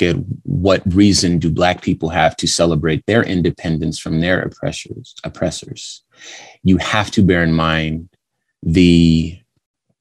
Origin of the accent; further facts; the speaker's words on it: California, United States; now in Arizona, United States; I was born in California